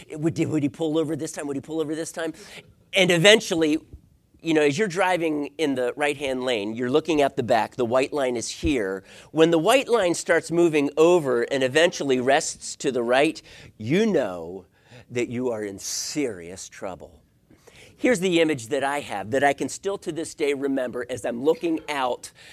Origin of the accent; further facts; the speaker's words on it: East Coast, United States; lived on, on the East Coast